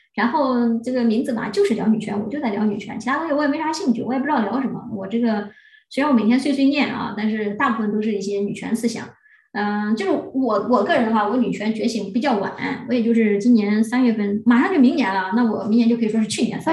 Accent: China; 我们中国人

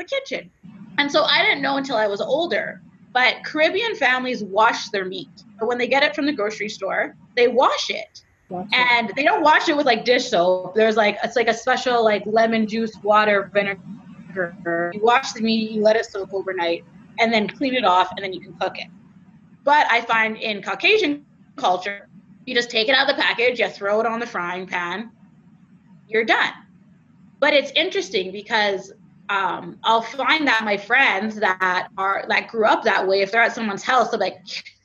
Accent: Canada; I'm Canadian

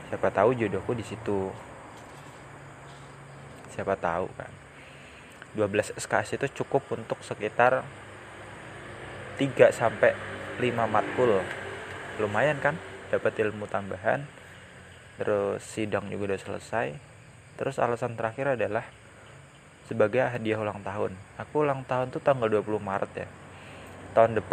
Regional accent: Depok, West Java, Indonesia; aku pengen balik ke kampungku kan ke Depok pas lebaran

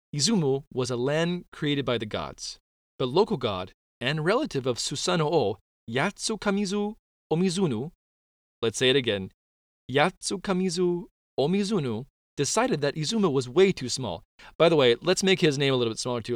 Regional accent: North Carolina, United States; North Carolina is my hometown

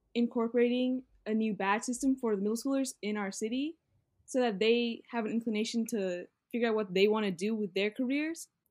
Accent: Virginia, United States; moved away as an adult; now in Atlanta, United States; I am from Denver, Virginia, which is six hours away from Atlanta, Georgia.

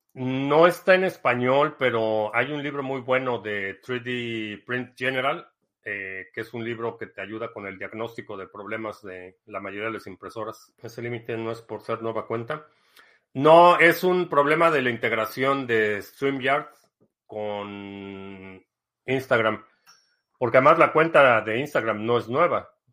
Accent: Mexico City, Mexico; also born or lived in Dallas, United States; now in United States; Crecí en la Ciudad de México, pero vivo ya aquí

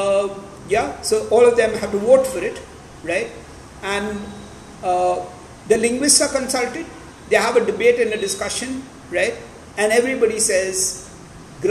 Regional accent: Maharashtra, India; I was brought up in Maharashtra

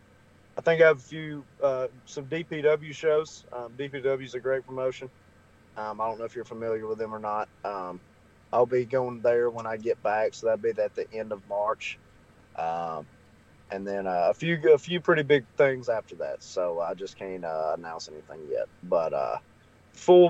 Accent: Alabama, United States; I'm from Alabama, so we don't have a team and everybody's an Atlanta Braves fan

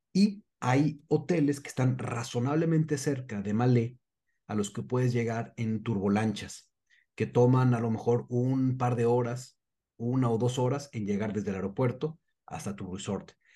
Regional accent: Mexico

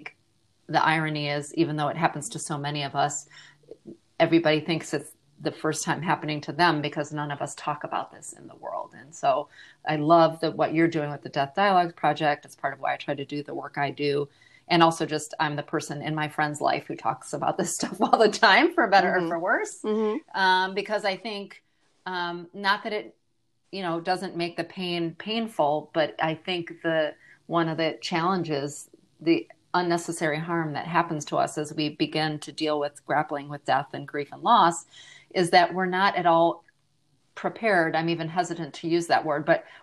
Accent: Michigan, United States; also born or lived in Australia; now in Austin, United States; I'm originally from Michigan and have lived around the globe, including a short stint in Australia.

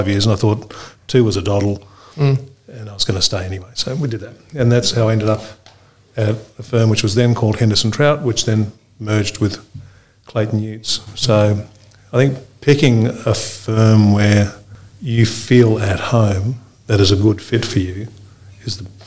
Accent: Fiji; also born or lived in Auckland, New Zealand; now in Australia; I grew up originally in Fiji. Parents moved to Auckland, did the law degree in Auckland

